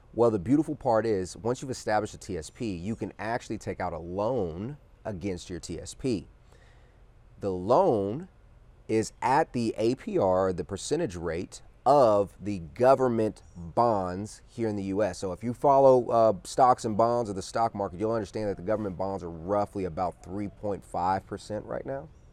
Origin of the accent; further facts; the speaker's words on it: Texas, United States; moved away; I'm from Texas originally